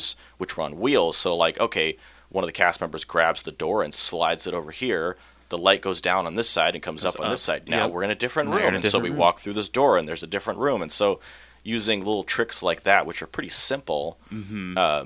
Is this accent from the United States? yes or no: yes; Ketchikan, Alaska, United States; I grew up here in Ketchikan